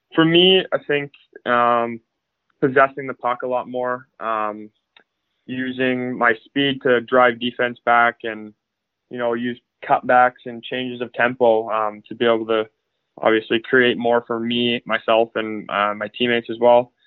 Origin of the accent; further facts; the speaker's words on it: Abbotsford, British Columbia, Canada; now in Victoria, Canada; I grew up in Abbotsford. Uh, I was born there and have grown up there the last, I guess, 17 years until I guess I'm building here in Victoria.